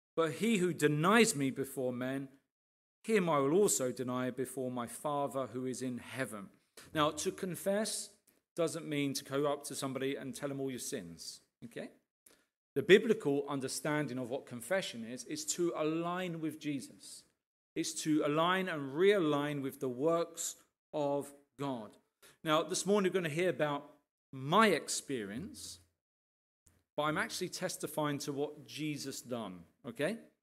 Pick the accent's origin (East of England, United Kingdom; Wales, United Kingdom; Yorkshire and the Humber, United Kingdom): East of England, United Kingdom; Arbury; we grew up here in Arbery